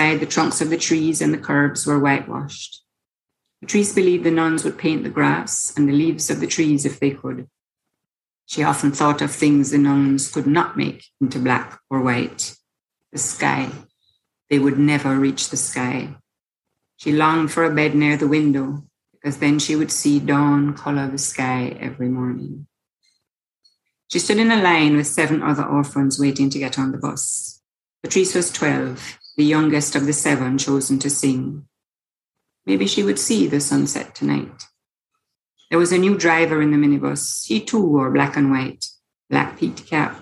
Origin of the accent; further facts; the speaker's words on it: Jamaica; I'm a Jamaican writer and environmental activist